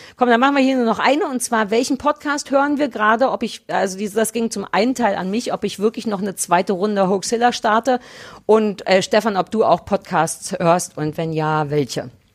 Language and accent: German; Berlin, Germany; 030 für Berlin, weil es meine Heimatstadt ist.